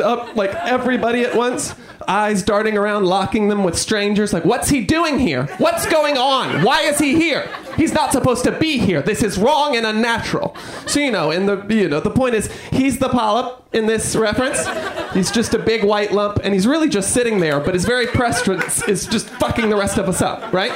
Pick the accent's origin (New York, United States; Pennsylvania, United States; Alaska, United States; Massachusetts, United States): New York, United States; I'm from New York.